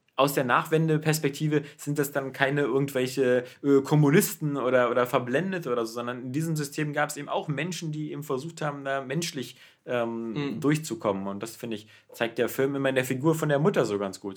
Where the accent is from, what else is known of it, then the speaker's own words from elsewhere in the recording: Berlin, Germany; ich bin selber ähm, in West-Berlin aufgewachsen. Ich bin ja in West-Berlin geboren.